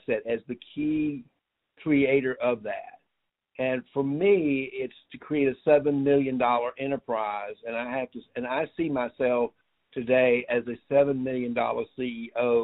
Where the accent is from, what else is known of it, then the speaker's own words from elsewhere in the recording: United States; as an American